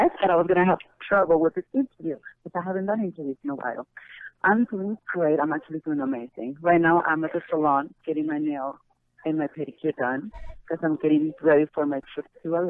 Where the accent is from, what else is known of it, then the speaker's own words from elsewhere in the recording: Mexico; also born or lived in Colombia; now in United States; Yes, I am Mexican. I'm Mexican-Colombian. My mother's Colombian, my father's Mexican. But I've been in the United States since 2001, so basically I'm American already.